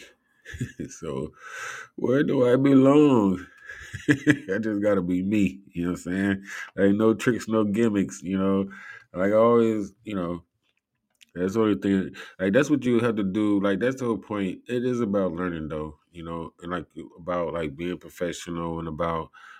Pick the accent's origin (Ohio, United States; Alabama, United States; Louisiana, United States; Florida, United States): Ohio, United States; Cleveland; I'm from Cleveland